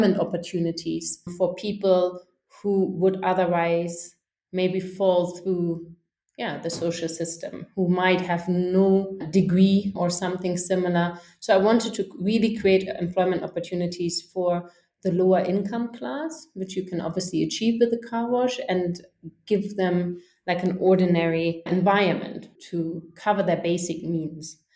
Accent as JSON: {"language": "English", "area": "a small town in the north of Germany, about 100 km north of Hamburg", "region": "Schleswig-Holstein", "country": "Germany", "tie": "born or raised there", "also_born_or_lived": "Dublin / Africa", "moved": "as an adult", "said": "I grew up in a small town in the north of Germany, just about 100 kilometers north of Hamburg"}